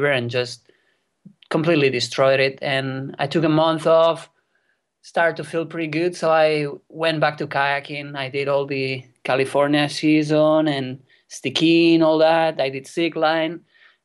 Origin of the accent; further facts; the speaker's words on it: near Barcelona, Catalonia, Spain; English is a second language; I was born here in Spain in a place pretty close to Barcelona